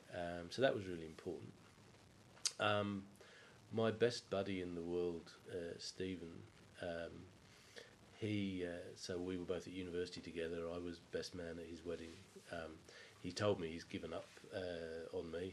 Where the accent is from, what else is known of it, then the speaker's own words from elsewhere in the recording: England, United Kingdom; growing up in England